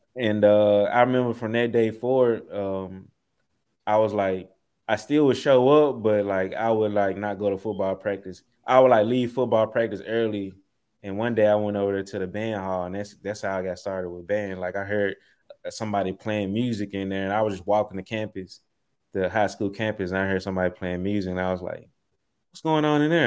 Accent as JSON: {"language": "English", "town": "Memphis", "region": "Tennessee", "country": "United States", "tie": "born or raised there", "also_born_or_lived": "Southaven, Mississippi", "said": "I grew up in uh, Southeast Memphis, uh, right off of Shelby Drive, Tullahoma Road"}